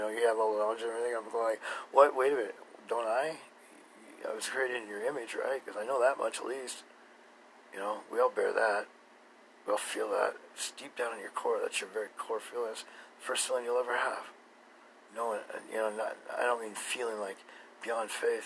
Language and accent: English; Boise, Idaho, United States; I'm from Boise, Idaho. And there's a great river here